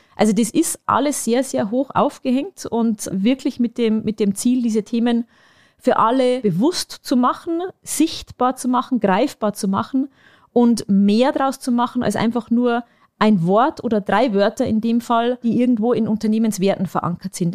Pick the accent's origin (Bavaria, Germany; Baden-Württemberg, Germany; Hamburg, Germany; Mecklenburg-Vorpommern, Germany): Bavaria, Germany; Bavarian Forest, Germany; moved away; in meine Heimat ähm, und das ist der Bayerische Wald